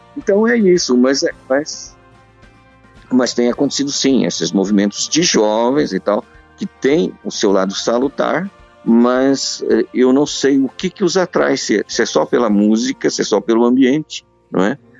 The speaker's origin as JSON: {"language": "Portuguese", "country": "Brazil", "moved": "as an adult", "lives_now": "Porto, Portugal", "said": "Eu, eu vim de igreja étnica no Brasil, de uma igreja japonesa, não é? Que eu sou de origem japonesa"}